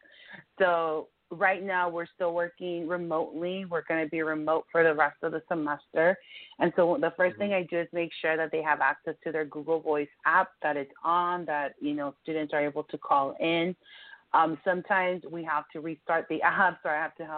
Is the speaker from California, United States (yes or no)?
yes; Compton, California, United States; also born or lived in Mexico / Norwalk / San Diego; I came to this country when I was about 6 years old from Mexico with my parents, and I grew up in Compton.